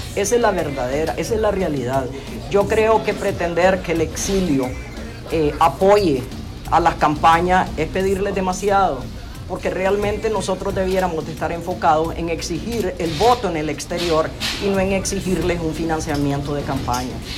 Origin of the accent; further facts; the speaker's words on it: Nicaragua; los nicaragüenses